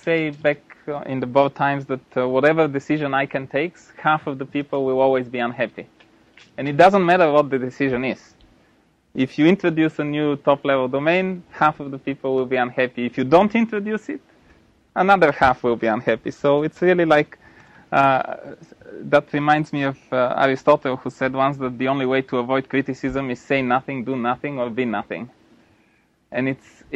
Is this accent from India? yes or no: no; Bulgaria; moved away; I'm from Bulgaria originally